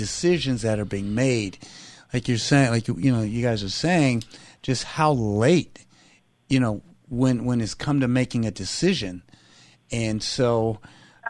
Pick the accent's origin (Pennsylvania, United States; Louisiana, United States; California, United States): California, United States; Los Angeles; I was born and raised in Los Angeles